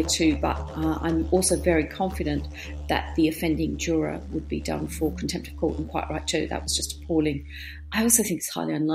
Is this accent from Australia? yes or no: yes; Australia; our courts in Australia